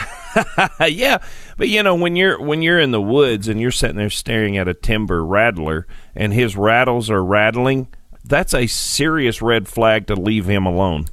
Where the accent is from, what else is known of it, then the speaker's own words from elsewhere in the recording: Sparta, Tennessee, United States; I grew up here in Tennessee on a farm in Sparta, Tennessee